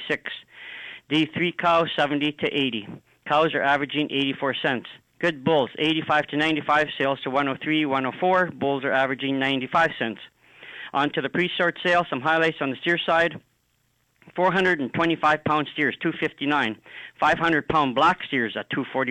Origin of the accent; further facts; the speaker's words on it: Melville, Saskatchewan, Canada; my hometown of Melville